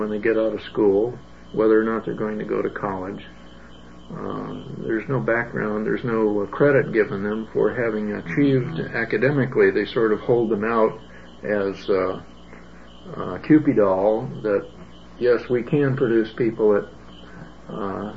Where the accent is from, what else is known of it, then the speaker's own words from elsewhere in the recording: San Francisco, California, United States; And I grew up in San Francisco, which is probably one of the most cosmopolitan cities in the world.